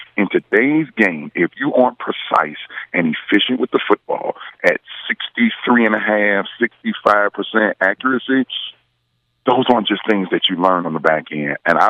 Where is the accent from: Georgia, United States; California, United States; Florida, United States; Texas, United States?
Georgia, United States; Atlanta; when I'm in Atlanta, his hometown, my hometown